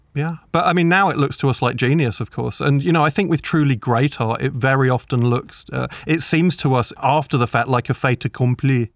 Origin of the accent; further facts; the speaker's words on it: United Kingdom; I'm a British children's author.